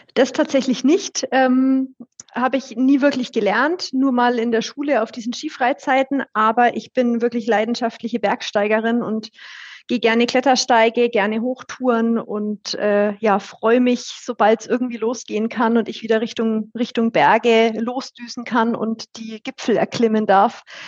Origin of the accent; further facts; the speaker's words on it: Bayreuth, Bavaria, Germany; accent: Franconian; ich bin auch in der Nähe von Bayreuth aufgewachsen